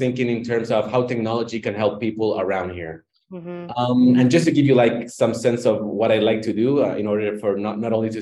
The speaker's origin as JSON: {"language": "English", "country": "Chile", "said": "I'm from Chile, Latin America."}